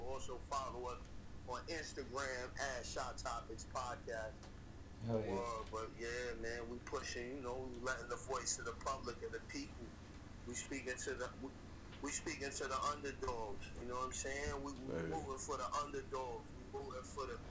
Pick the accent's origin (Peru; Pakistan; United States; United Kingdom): United States; New York City, New York; I'm from Staten Island, New York